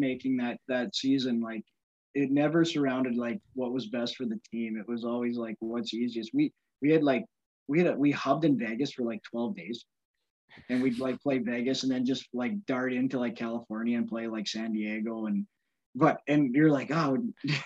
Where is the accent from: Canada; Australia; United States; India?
Canada; Victoria, British Columbia; moved away; I had to go back to like my hometown